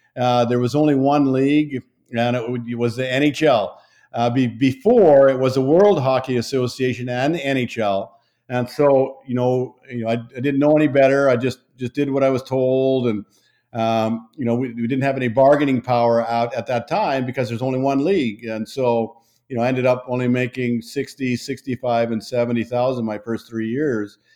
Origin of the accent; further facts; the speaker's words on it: Saskatchewan, Canada; moved away; I grew up in Saskatchewan in Canada